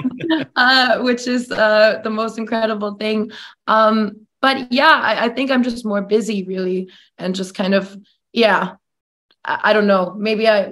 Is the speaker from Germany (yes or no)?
yes; Germany; moved away as an adult; now in Los Angeles, United States; I'm from Germany. I was born and raised there. I moved to LA at 19.